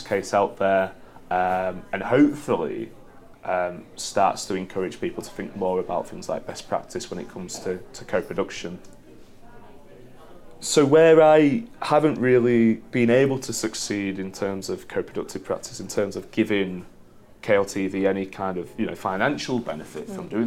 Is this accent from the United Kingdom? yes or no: yes; United Kingdom; as a Brit